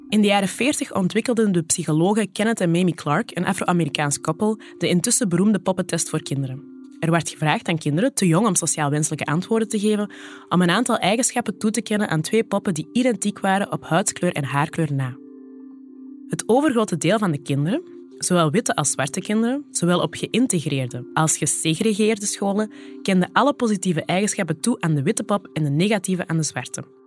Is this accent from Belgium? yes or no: yes; the Kempen, Flanders, Belgium; moved away; also born or lived in Borgerhout; Ik ben zelf een dochter van de Kempen, en daar zeggen we nogal snel: doe maar normaal